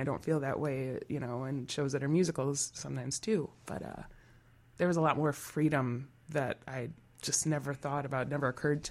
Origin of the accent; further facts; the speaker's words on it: Wisconsin, United States; It's like, why would I ever move to Milwaukee? I'm from Wisconsin.